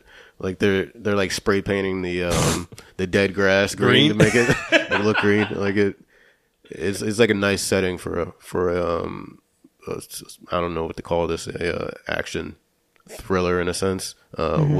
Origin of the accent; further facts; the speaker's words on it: Florida, United States; we're all from Florida, so we all know like those little communities